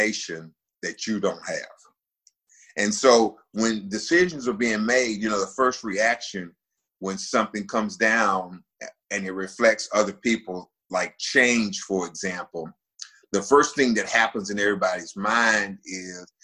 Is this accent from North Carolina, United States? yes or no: yes; Winston-Salem, North Carolina, United States; moved away as an adult; now in Charleston, United States; Winston-Salem State, which is where my hometown is